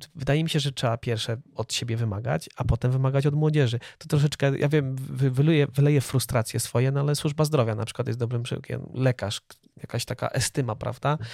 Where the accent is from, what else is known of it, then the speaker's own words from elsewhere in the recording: Poland; my wyrośliśmy w polskiej kulturze